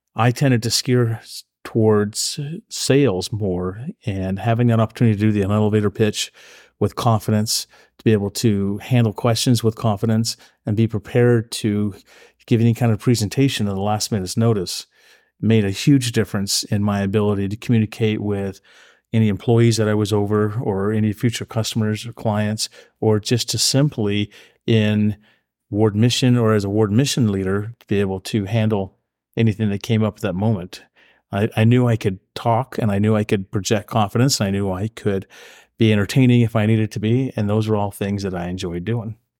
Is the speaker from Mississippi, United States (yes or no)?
no; Oregon, United States; also born or lived in Idaho; I've, uh, grown up in Oregon. I call Oregon my home since the fifth grade.